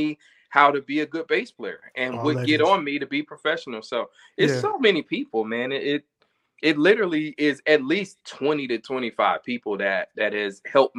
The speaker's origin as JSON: {"language": "English", "town": "Chicago", "region": "Illinois", "country": "United States", "tie": "born or raised there", "said": "growing up in Chicago"}